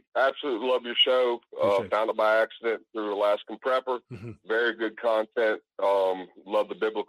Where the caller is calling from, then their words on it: South Carolina, United States; Hey, this is … South Carolina.